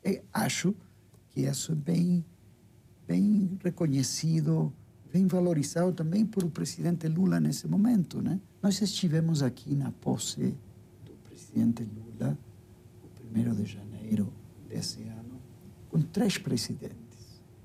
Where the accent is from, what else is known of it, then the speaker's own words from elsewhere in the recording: Uruguay; Portuguese is a second language; moved away as an adult; now in Brazil; da nossa tradição como uruguaios.